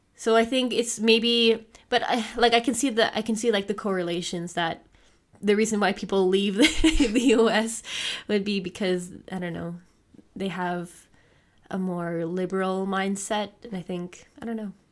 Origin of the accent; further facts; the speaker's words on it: Canada; now in Germany; I'm Canadian